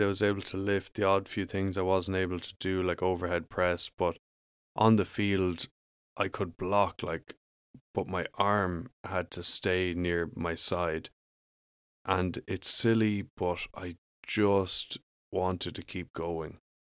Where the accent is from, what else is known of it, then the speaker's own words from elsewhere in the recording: Ireland; moved away as an adult; I grew up in Ireland